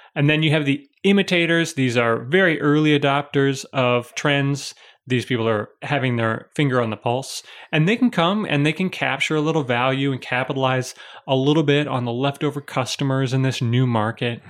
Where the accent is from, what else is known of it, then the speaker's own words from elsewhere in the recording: Chicago, Illinois, United States; moved away; also born or lived in Pittsburgh; I was born in Chicago, lived in Pittsburgh for a while, so I'm a city boy.